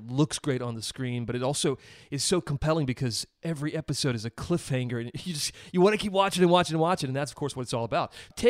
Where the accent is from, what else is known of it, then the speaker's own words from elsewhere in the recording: Columbia, South Carolina, United States; I'm actually from South Carolina. I grew up around there, and I grew up in Columbia